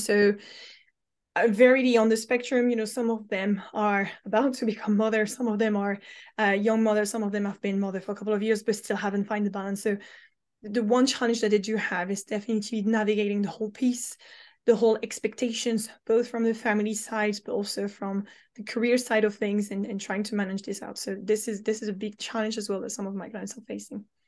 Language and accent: English; France; moved away as an adult; now in London, United Kingdom